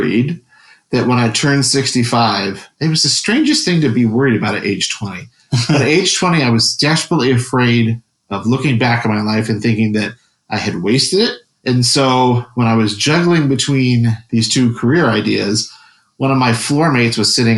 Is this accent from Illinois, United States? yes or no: yes; Chicago, Illinois, United States; also born or lived in Wilmette, Illinois; now in Wisconsin, United States; I grew up in Chicago